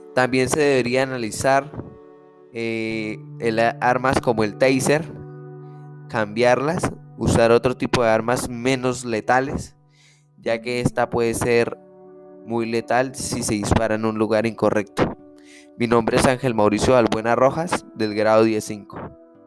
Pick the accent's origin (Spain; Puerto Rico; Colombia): Colombia; nosotros como colombianos